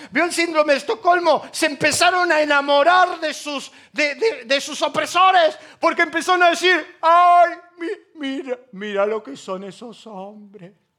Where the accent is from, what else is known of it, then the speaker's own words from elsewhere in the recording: Argentina; los argentinos que se suben al avión y estamos todos enojados